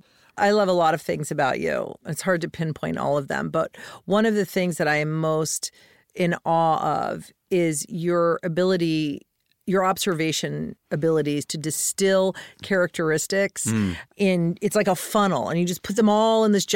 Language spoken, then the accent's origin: English; Colorado, United States; In Colorado.